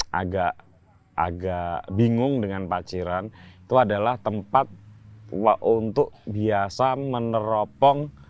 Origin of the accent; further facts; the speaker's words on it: East Java, Indonesia; kampung mungkin di Jawa Timur yang pernah disebut 100% Muhammadiyah.